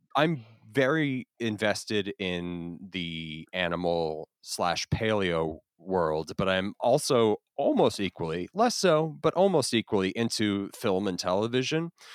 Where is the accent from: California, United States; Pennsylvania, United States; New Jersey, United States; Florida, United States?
Florida, United States; I grew up in Florida